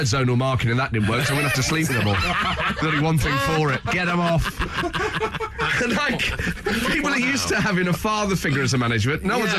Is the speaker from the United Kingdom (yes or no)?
yes; England, United Kingdom; We're from England, mate